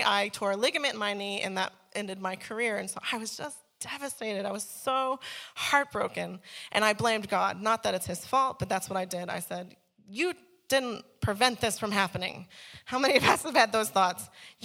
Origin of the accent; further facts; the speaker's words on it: Chicago, Illinois, United States; now in Australia; I grew up in Chicago